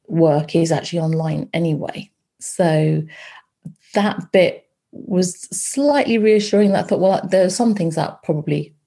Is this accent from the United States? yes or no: no; Loughborough, East Midlands, United Kingdom; moved away; I grew up in Loughborough. My parents and my brother are there